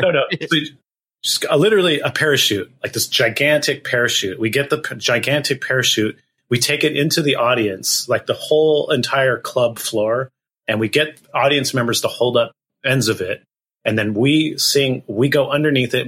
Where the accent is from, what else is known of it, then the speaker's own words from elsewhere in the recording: Gilroy, California, United States; I grew up in a town called Gilroy, California. That's um, in Northern California, kind of the southern tip of the Bay Area